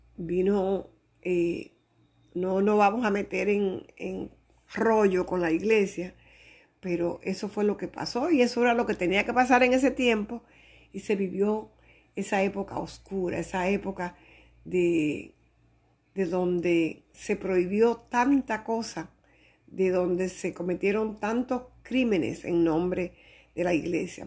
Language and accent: Spanish; Dominican Republic; soy dominicana